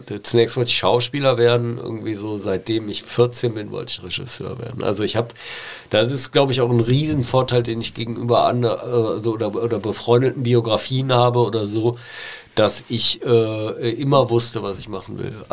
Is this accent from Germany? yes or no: yes; Rhineland, Germany; ich bin ja Rheinländer